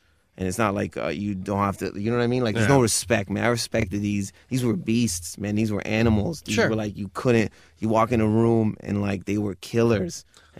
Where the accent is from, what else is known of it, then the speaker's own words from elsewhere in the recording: Michigan, United States; Because I grew up near Detroit, and my cousins used to play hip hop all the time.